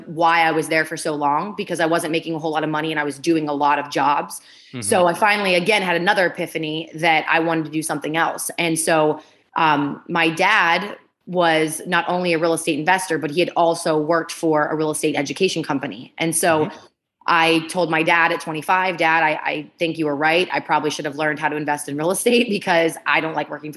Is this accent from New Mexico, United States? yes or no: no; Ohio, United States; also born or lived in Pittsburgh, Pennsylvania; I was born in Pittsburgh, Pennsylvania, and I grew up in Ohio, right on the border of Pennsylvania, Ohio, and West Virginia